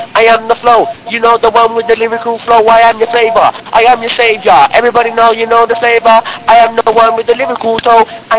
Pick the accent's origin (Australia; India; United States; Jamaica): Jamaica; You know what I'm saying? I'm also from Jamaica.